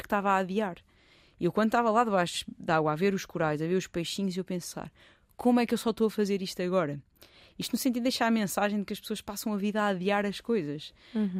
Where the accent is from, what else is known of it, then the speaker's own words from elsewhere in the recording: Portugal; sou de, sou de Portugal